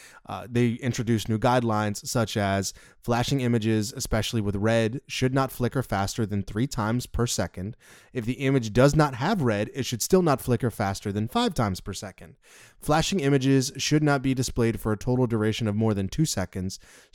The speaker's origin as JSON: {"language": "English", "region": "the South", "country": "United States", "accent": "southern", "said": "Sorry, that's my southern accent."}